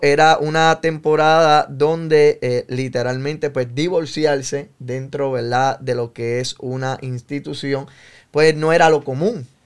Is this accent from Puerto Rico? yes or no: yes; San Juan, Puerto Rico; Yo nací en el pueblo de Río Piedras, Puerto Rico. Eh, me crié con mi abuela en el barrio San José, allí cerca de Manuela Pérez en eh, Río Piedra, Santurce.